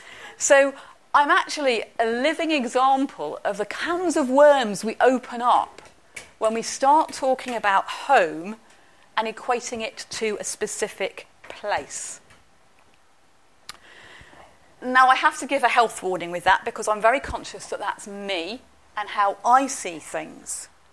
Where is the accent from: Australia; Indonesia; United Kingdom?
United Kingdom; London; born there; also born or lived in Manchester / Warrington / Northampton; any Londoner, I was born in London